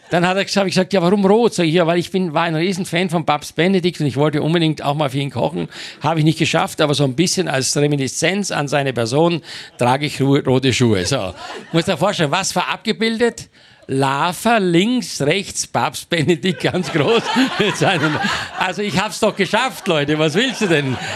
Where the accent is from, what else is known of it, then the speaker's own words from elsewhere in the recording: Styria, Austria; ich komme aus der Steiermark vom Bauernhof